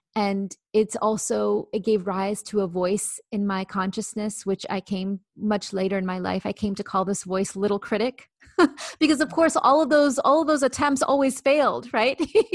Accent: India; yes, I'm Indian, but not the Native American kind. No, I'm from India.

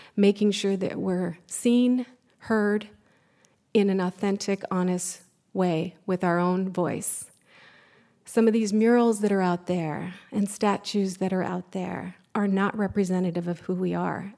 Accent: California, United States; us as California Indian people

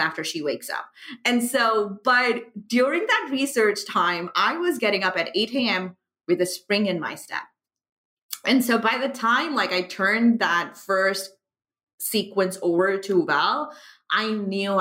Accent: Pakistan; moved away as an adult; also born or lived in United Arab Emirates; I am from Pakistan, was born, you know, and grew up there, moved to the UAE, and now I'm back in Pakistan.

